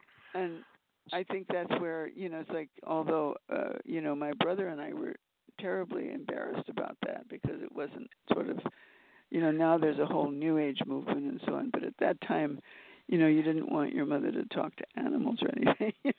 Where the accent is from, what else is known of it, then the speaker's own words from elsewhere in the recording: Mexico City, Mexico; also born or lived in Manhattan, United States; I was born here in Manhattan. And when I was 1 year old, my father went to work in Mexico City, and so he took the family there, my mother and me, and I grew up in Mexico.